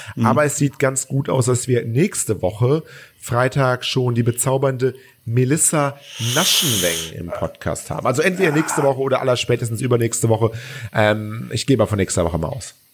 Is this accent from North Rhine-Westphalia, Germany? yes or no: yes; Cologne, North Rhine-Westphalia, Germany; ich bin Kölner